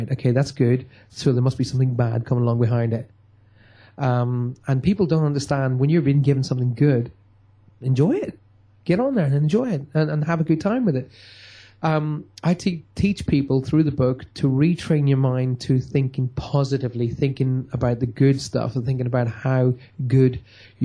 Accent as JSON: {"language": "English", "town": "Armagh", "region": "Northern Ireland", "country": "United Kingdom", "tie": "born or raised there", "also_born_or_lived": "Newry", "moved": "as an adult", "lives_now": "Cornwall, United Kingdom", "said": "my hometown of Armagh."}